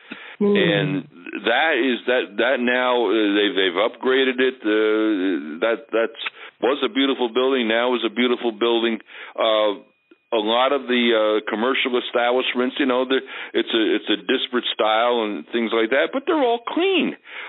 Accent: Milton, New York, United States; now in Guilderland, United States; Milton, New York, which is in southeastern Ulster County, where I grew up.

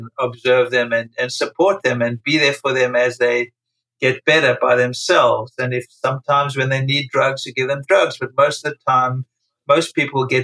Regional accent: South Africa; moved away as an adult; now in New York City, United States; I was born and raised in South Africa during apartheid

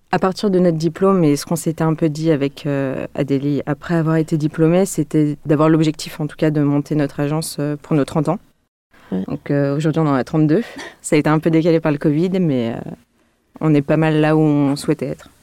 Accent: Lyon, Auvergne-Rhône-Alpes, France; je suis lyonnaise aussi

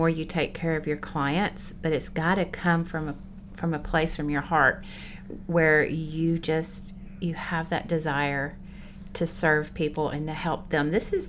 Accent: Bakersfield, California, United States; And so I just started telling people, I'm from the South. What part? I'm from Bakersfield.

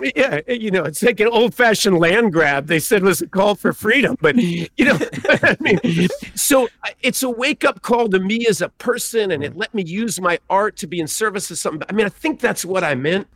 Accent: Texas, United States; I'm born in Texas

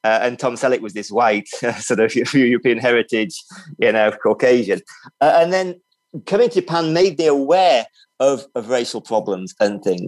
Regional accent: Libya; moved away; also born or lived in England; I grew up in Libya and I've traveled a lot.

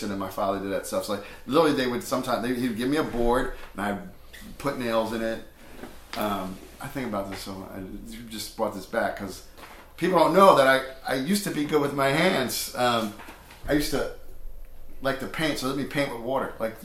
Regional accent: Long Beach, New Jersey, United States; I'm from the Jersey Shore

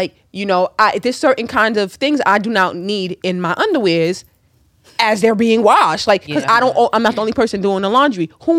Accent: Jamaica; as a Jamaican

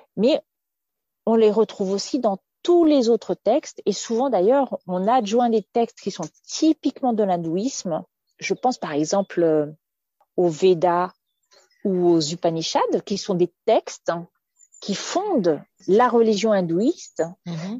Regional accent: France; je suis française, donc j'ai baigné dans une certaine éducation.

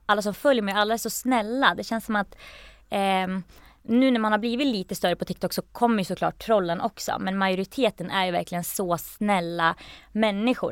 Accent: Gävle, Gävleborg County, Sweden; moved away as an adult; also born or lived in Norway / Belfast; jag kommer från Gävle

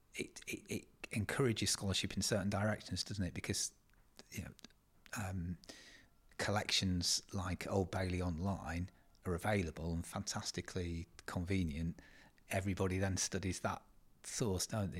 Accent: East Riding of Yorkshire, Yorkshire and the Humber, United Kingdom; I'm a historian from the East Riding of Yorkshire. I kind of grew up here.

